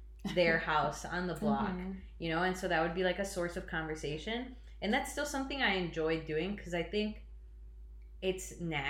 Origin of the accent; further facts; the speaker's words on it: Chicago, Illinois, United States; I'm from the East Side